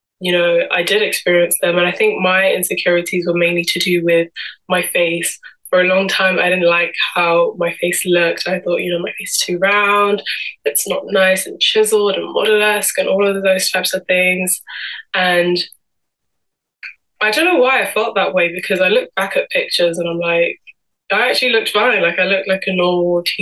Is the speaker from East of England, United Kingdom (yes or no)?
no; London, United Kingdom; I'm originally from Cameroon and Congo, and I'm 22 years old and born and raised in London my whole life.